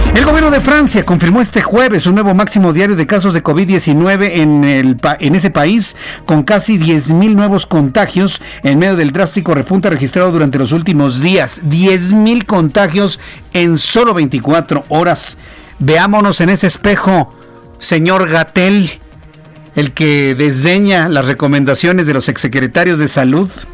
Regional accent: Mexico

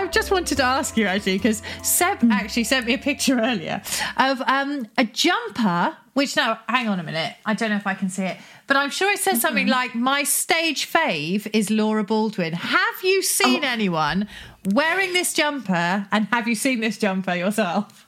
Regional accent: Cornwall, South West England, United Kingdom; I'm from Cornwall

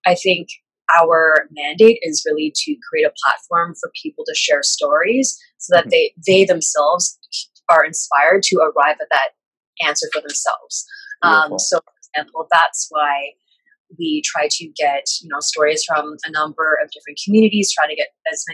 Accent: Canada; being an Asian millennial growing up in Canada and living in Canada

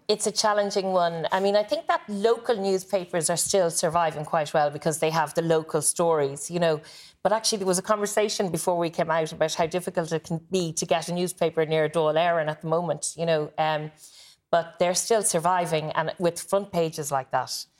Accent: Blackrock, Leinster, Ireland; I grew up near Black Rock

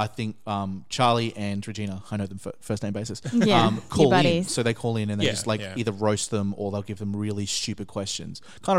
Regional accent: Australia; even as an Australian

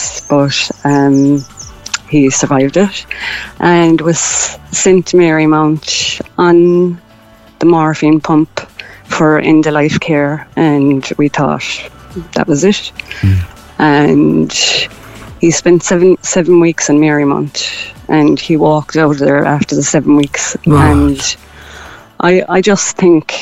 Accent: Kerry, Munster, Ireland; now in Cork, Ireland; I'm originally from Kerry, but I live in Cork

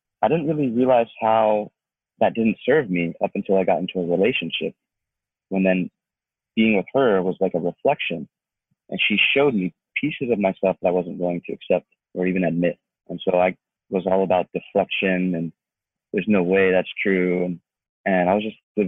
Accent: Atlanta, Georgia, United States; moved away as an adult; now in Los Angeles, United States; I'm from Atlanta, Georgia. And I moved out to LA after my inner transformation started.

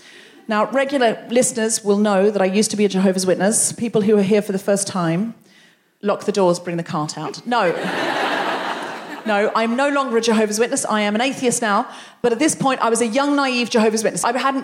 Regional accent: Australia; moved away as an adult; now in London, United Kingdom; being a young Australian woman, from a beach town where people speak to each other

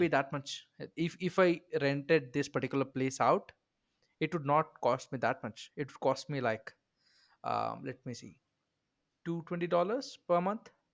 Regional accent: India; I'm an Indian

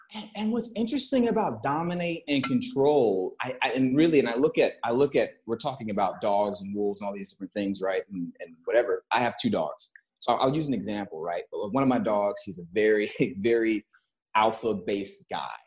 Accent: Texas, United States; moved away; I come from Texas

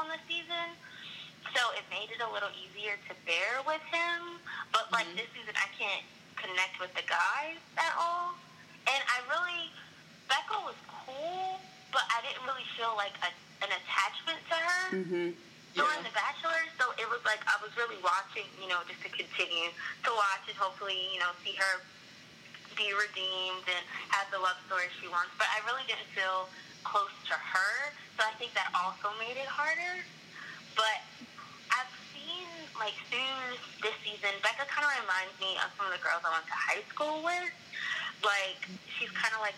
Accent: Pennsylvania, United States; moved away as an adult; also born or lived in Houston, Texas; now in Greensboro, United States; I'm from Pennsylvania

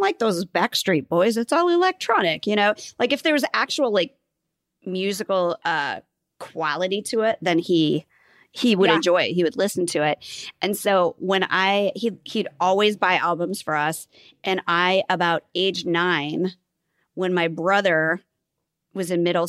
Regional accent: Nebraska, United States; I'm from Nebraska.

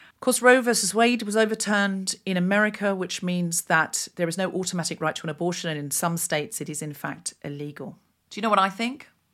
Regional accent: Australia; I'd had a pretty, you know, quote-unquote standard, whatever that means, childhood, growing up in Australia

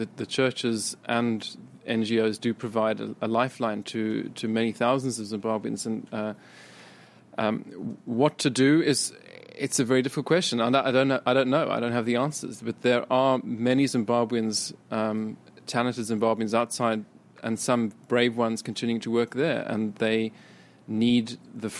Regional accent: South Africa; I'm a South African

